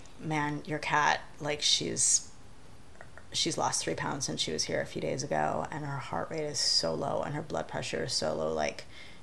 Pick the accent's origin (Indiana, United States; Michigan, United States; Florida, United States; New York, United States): Michigan, United States; moved away as an adult; also born or lived in Ann Arbor, Michigan / Los Angeles, California; I was desperately homesick from Michigan when I first moved to California